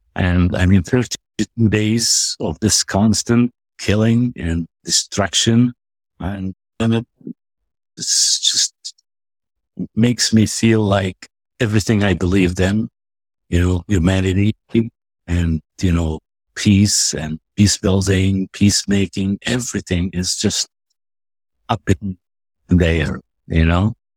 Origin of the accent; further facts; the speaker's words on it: West Bank, Palestine; also born or lived in United States; now in Nablus, Palestine; I'm an American at the same time. Palestinian, but I'm also American.